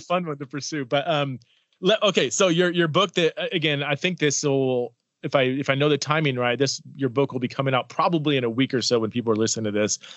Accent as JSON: {"language": "English", "region": "Southern California", "country": "United States", "said": "I'm from Southern California"}